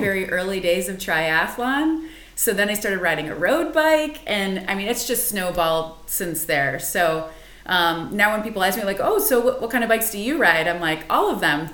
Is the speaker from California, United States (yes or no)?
no; Chicago, Illinois, United States; I grew up in the Chicagoland area